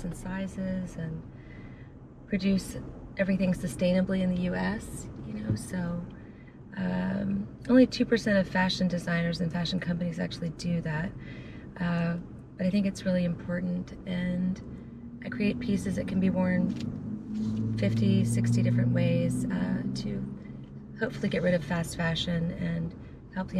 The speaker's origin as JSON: {"language": "English", "town": "Virginia Beach", "region": "Virginia", "country": "United States", "tie": "born or raised there", "also_born_or_lived": "Colorado", "moved": "as an adult", "said": "I was born in Virginia Beach"}